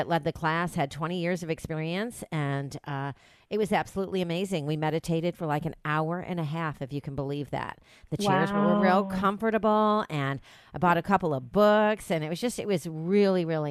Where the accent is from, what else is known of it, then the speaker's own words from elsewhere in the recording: New York, United States; now in Dallas, United States; Growing up Italian, growing up in New York, being raised in the restaurant business